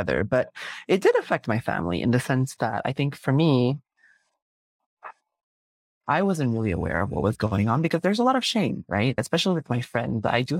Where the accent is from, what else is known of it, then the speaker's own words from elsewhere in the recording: Malaysia; I think one, there is a very distinct experience being Malaysian Chinese, because we have this thing, especially being a Malaysian Chinese man